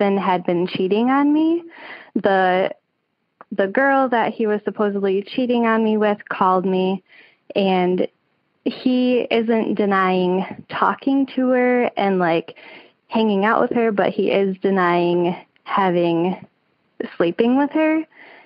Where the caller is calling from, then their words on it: Harrison, Michigan, United States; I am calling from Harrison, Michigan.